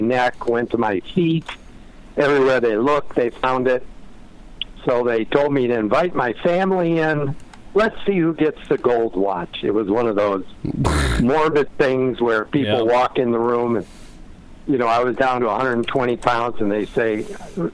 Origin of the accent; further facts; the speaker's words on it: Detroit, Michigan, United States; now in San Diego, United States; I grew up in Detroit